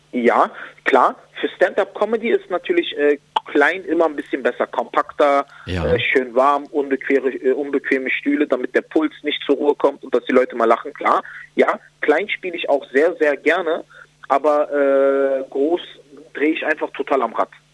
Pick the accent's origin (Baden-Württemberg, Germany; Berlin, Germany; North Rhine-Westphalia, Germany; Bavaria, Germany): Berlin, Germany; also born or lived in Spandau, Berlin; Also ich bin im Wedding groß geworden